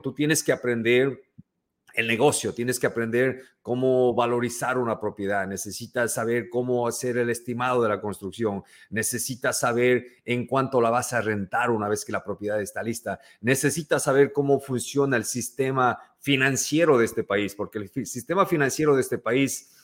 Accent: Ecuador; moved away as an adult; now in New York, United States; yo soy ecuatoriano

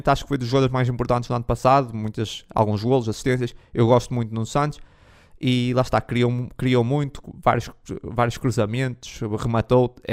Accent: Braga, Norte, Portugal; eu sou aqui de Braga

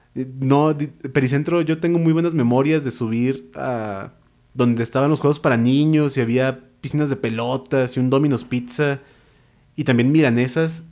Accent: Naucalpan, State of Mexico, Mexico; Yo, la verdad, nací en el Molinito. O sea, yo, yo, tengo sangre naucalpense por todas mis venas y todos mis huesos

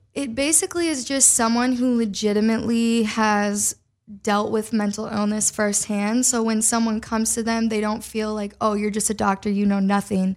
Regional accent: Minnesota, United States; moved away as an adult; now in Los Angeles, United States; I loved growing up in Midwest. I wouldn't change the town that I grew up in.

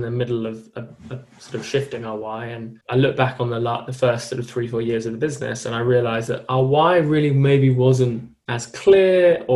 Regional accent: London, United Kingdom; I come from an incredibly privileged upbringing, lived in South London, two parents, all who in the medical profession, or my grandparents in the medical profession. Grew up in like quite a fast paced school, like a London school

